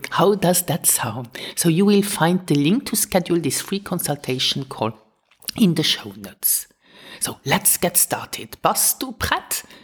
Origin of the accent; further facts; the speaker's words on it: Luxembourg; first language Luxembourgish; English is a second language; teaching my mother tongue since 2012